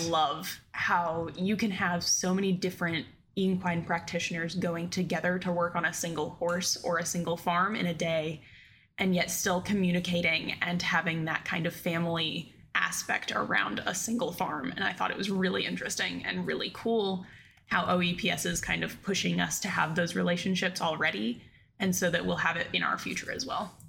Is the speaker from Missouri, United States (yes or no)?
no; Blacksburg, Virginia, United States; I'm actually from Blacksburg, Virginia